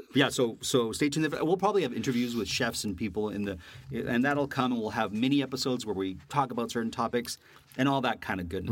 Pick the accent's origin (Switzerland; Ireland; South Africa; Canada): Canada; moved away; also born or lived in New York; being this Canadian in New York